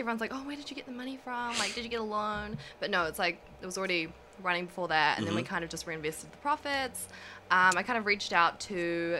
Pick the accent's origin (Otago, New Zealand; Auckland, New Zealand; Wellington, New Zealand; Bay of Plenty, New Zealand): Auckland, New Zealand; On the North Shore, okay. Auckland. Yeah, okay. Always been there.